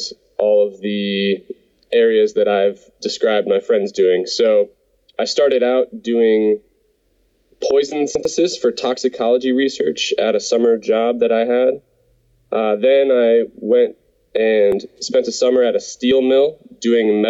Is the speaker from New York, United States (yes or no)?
no; Ohio, United States; moved away as an adult; also born or lived in Pennsylvania / Texas / Colorado; I grew up in Ohio, and like you said, graduated from Penn State. Since then, I've lived and worked in Pennsylvania, Texas, and Colorado, and I now work overseas.